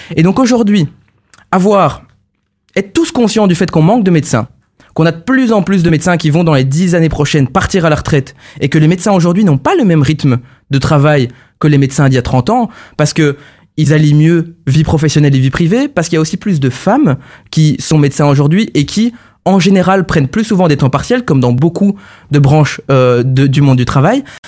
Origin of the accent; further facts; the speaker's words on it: Charleroi, Wallonia, Belgium; now in Brussels, Belgium; je, suis, bruxellois aujourd'hui, mais je suis carolo à la base